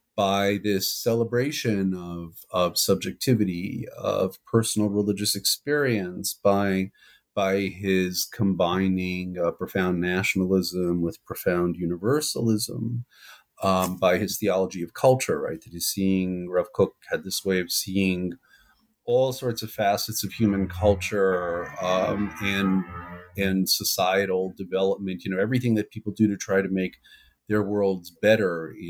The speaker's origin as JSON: {"language": "English", "town": "New York City", "region": "New York", "country": "United States", "tie": "born or raised there", "said": "I'm from New York originally. I grew up in the west side of Manhattan"}